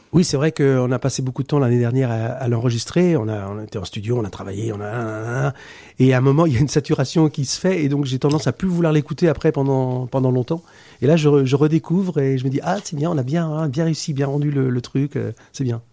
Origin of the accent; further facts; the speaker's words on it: Poitiers, Nouvelle-Aquitaine, France; chez moi, de Poitiers. On est tous de Poitiers